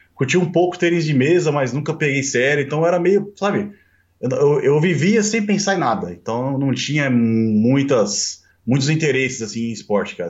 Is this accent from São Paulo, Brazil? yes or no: yes; São Bernardo do Campo, São Paulo, Brazil; eu nasci em São Bernardo, né? Nasci em São Bernardo em 1985